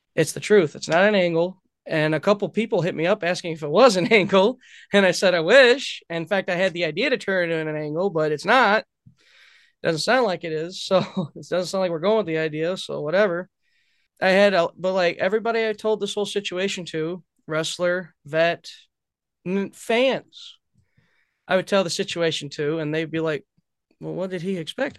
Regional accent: Belvidere, Illinois, United States; I'm from Belvedere

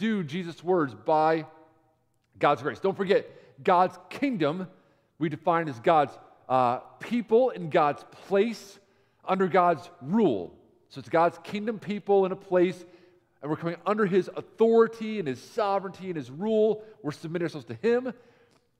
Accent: New York, United States; As a kid growing up in New York

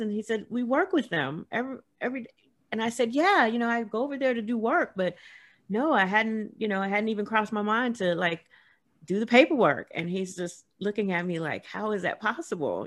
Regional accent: Los Angeles, California, United States; moved away as an adult; also born or lived in rural South; grew up in South Central

